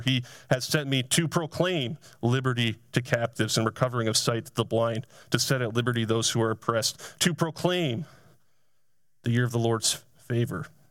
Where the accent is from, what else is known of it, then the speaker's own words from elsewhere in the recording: Essex, Vermont, United States; I grew up in the town of Essex, Vermont